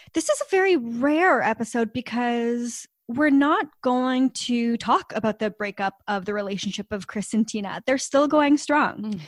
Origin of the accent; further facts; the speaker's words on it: Canada; we don't have Venmo because we're Canadian and we don't have Venmo, uh, here in Canada yet